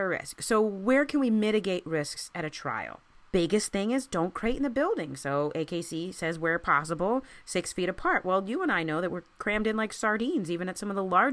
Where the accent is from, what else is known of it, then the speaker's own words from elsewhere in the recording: Maryland, United States; I grew up in Maryland